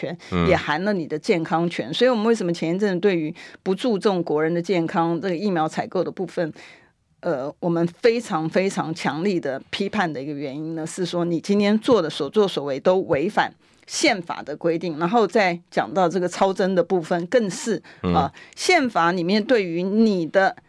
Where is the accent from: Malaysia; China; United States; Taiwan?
Taiwan; 因为不是就网络上面有兜售我们台湾人。